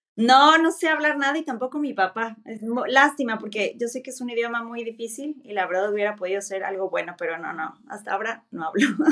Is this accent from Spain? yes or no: no; Mexico; moved away as an adult; now in Germany; Soy mexicana, pero mi abuelo era chino